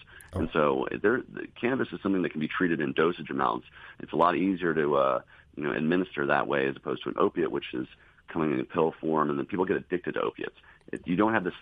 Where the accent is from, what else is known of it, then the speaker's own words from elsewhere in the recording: the South, United States; I grew up here in the South